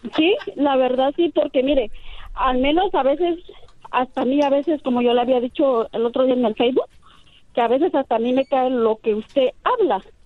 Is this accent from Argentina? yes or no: no; Oaxaca, Mexico; now in Nashville, United States; yo soy oaxaqueña